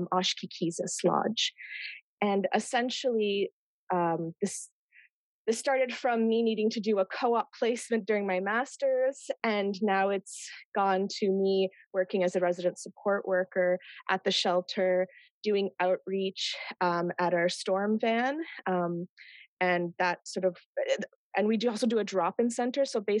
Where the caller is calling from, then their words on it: Ottawa, Ontario, Canada; So first I wanted to say that I am calling in from Ottawa, which is on unceded Algonquin Anishinaabe territory.